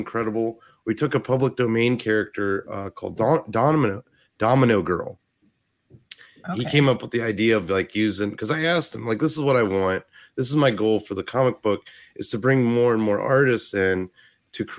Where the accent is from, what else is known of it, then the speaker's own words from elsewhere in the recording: Ohio, United States; accent: Ohio; my Ohio accent